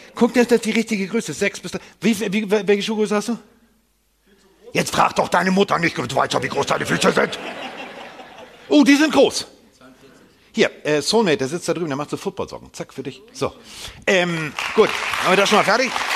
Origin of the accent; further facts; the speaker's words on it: Hamburg, Germany; bin Hamburger